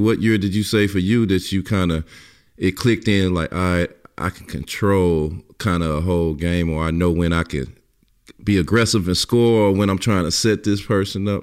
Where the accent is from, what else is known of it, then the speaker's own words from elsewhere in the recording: East St. Louis, Illinois, United States; I'm from East St. Louis, so you know you follow everybody from the hometown